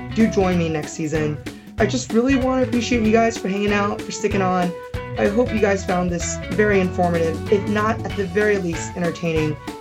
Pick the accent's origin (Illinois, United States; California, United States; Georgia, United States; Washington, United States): California, United States; also born or lived in Silicon Valley; So I'm from California. I spent eight years in Silicon Valley. And I think strongly identifying as Californian even at a very young age